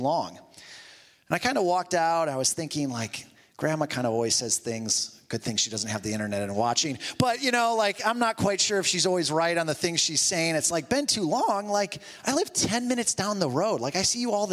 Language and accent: English; Toledo, Ohio, United States; moved away; also born or lived in New Jersey; my family and I moved back from Jersey to Toledo